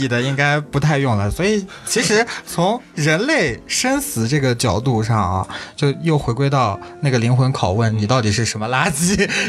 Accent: Inner Mongolia, China; 啊！我是内蒙古，我家乡是内蒙古，我不是内蒙古。然后就嗯，逐年有一些这种轻工业或者化工业的一些工厂迁到我们那里办公

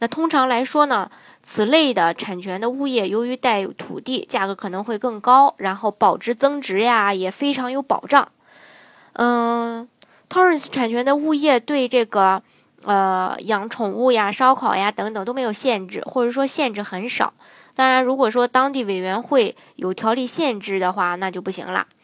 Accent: China; 作为中国人

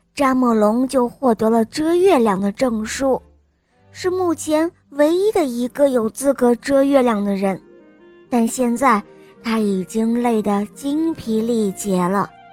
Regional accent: Shanghai, China; 我五岁了，我来自上海

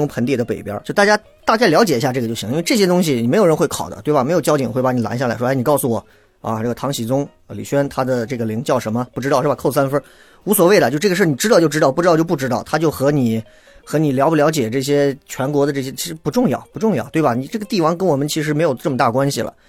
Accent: Xi'an, Shaanxi, China; 尤其作为西安人来讲啊，是我们心中的一个神一般的朝代啊

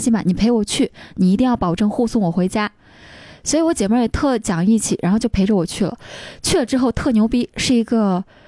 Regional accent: Xinxiang, Henan, China; moved away; 我是河南人嘛， 所以我去郑州出差离我们家新乡很近的

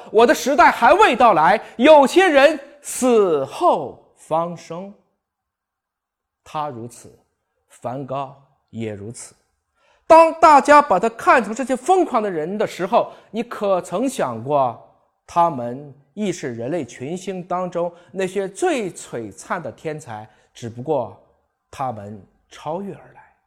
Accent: China; 我是一个中国人。我说的是中国话，吃的是中国饭，装的是中国心

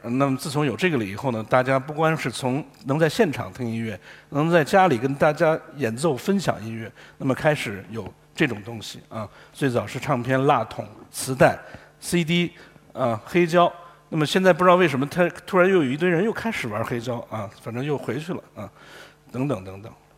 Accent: Guangdong, China; 我们广东人

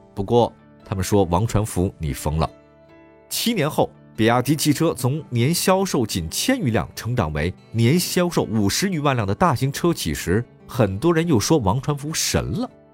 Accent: China; 我们中国人的骄傲

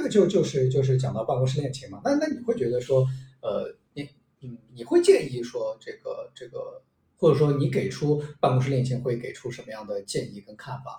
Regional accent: Shanghai, China; 生活在上海，然后我又是一个上海土著， 土生土长的上海土著

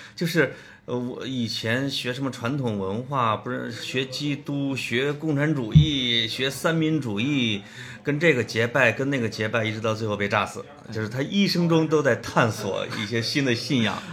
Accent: Puyang, Henan, China; moved away; 我老家濮阳

